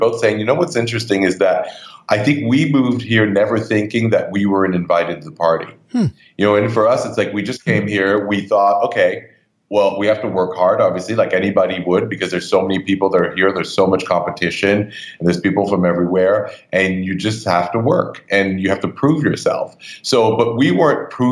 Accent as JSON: {"language": "English", "town": "Montreal", "region": "Quebec", "country": "Canada", "tie": "born or raised there", "moved": "as an adult", "lives_now": "New York, United States", "said": "I grew up in Canada, in Montreal more specifically"}